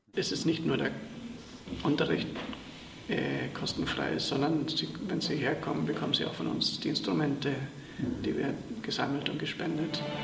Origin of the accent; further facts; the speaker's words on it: Chile; now in Vienna, Austria; Ich komme aus Chile. Ich bin Deutsch-Chilene und bin schon seit 2010 in Wien